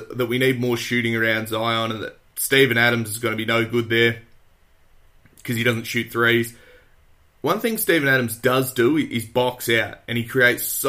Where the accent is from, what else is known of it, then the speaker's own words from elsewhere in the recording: Australia; I'm an Aussie